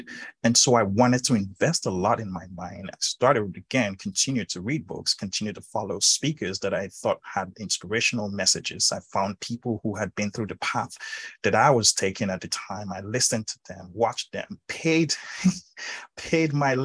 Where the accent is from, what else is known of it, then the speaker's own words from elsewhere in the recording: Nigeria; being born and raised in Africa, Nigeria specifically